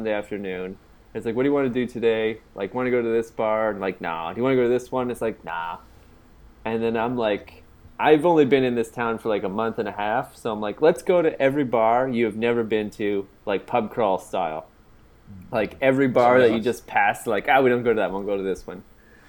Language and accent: English; Canada; I'm visiting from Canada